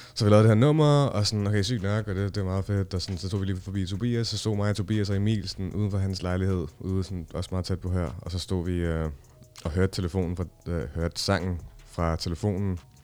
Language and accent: Danish; Copenhagen, Capital Region of Denmark, Denmark; jeg er opvokset i Nordvest